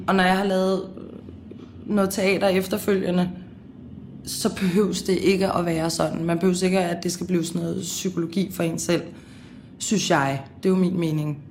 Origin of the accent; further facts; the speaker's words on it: Copenhagen, Capital Region of Denmark, Denmark; also born or lived in Amager; Jeg har gået i folkeskole på Christianshavn, gået på gymnasie på Christianshavn. Nu bor jeg på Amager